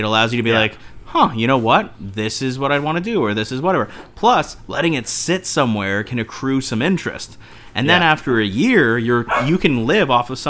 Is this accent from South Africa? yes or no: no; Canada; we're all Canadian